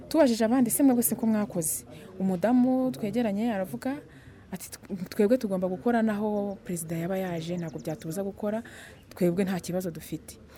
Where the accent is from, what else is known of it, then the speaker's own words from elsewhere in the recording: Rwanda; twari abanyarwanda babiri mu iduka